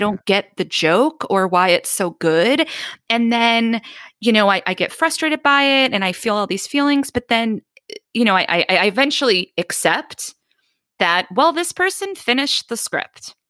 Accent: Boston, Massachusetts, United States; growing up in Boston

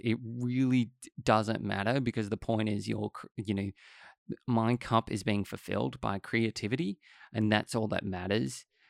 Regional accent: Australia; it's the same in Australia because, you know, English is our, l, our language

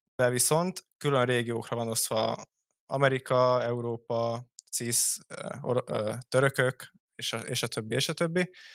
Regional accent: Hungary; magyarok vagyunk

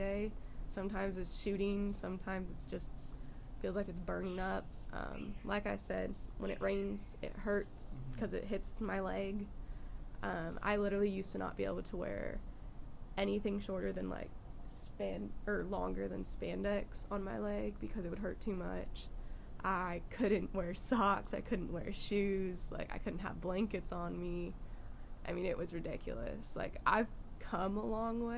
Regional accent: California, United States; moved away; I grew up in California.

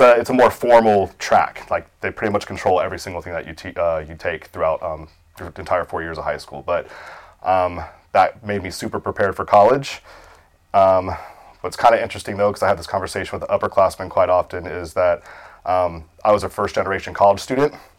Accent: Okaloosa County, Florida, United States; born and raised in Okaloosa County

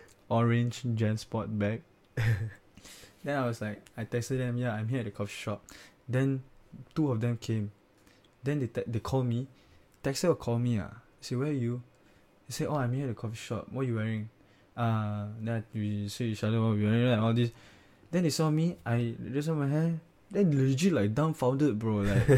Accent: Singapore; oh, I'm from Singapore.

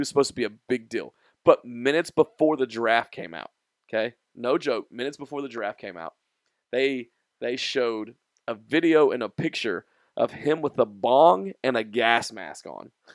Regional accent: Nashville, Tennessee, United States; we are from Nashville

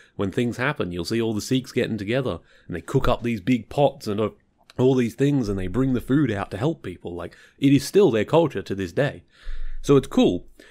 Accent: Victoria, Australia; I'm from Victoria, which is the, well, southernmost state.

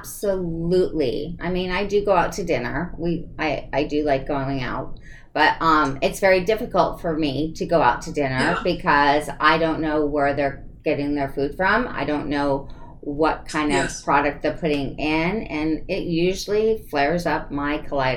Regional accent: East Coast, United States; I grew up on the East Coast. My bloodline is all from the East and the North.

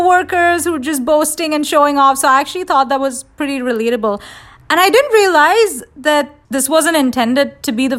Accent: India; moved away; I grew up in India and we were exposed to American cartoons

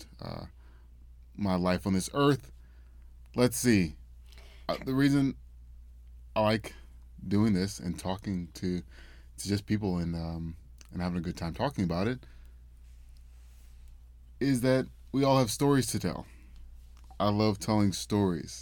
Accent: Memphis, Tennessee, United States; also born or lived in Knoxville, Tennessee; I'm originally from Memphis, Tennessee.

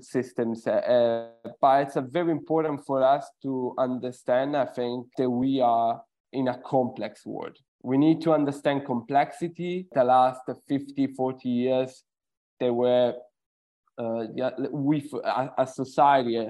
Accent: Sicily, Italy; moved away; I'm originally from Sicily, Italy

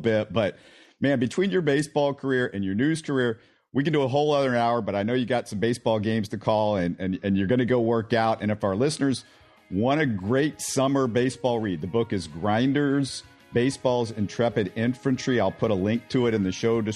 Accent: Houston, Texas, United States; I grew up in Sharpstown

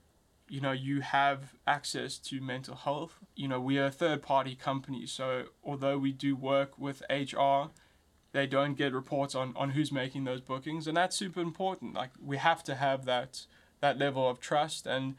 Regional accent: South Africa; as I'm learning, being a South African and African entrepreneur, is that often we confide ourselves into the borders.

